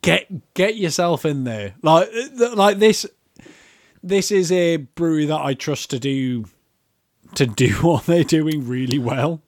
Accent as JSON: {"language": "English", "town": "Newcastle upon Tyne", "region": "North East England", "country": "United Kingdom", "said": "I'm from Newcastle and I say Walker"}